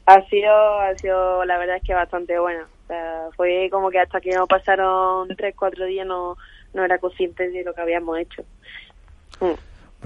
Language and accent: Spanish; Málaga, Andalusia, Spain; now in Madrid, Spain; bajarme ya a mi tierra